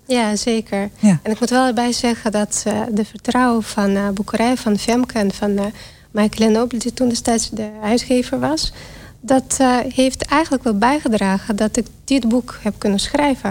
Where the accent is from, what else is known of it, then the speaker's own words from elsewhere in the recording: Belarus; Dutch is a second language; now in Netherlands; En ik kom uit Wit-Rusland. Dat is natuurlijk wat te horen aan mijn accent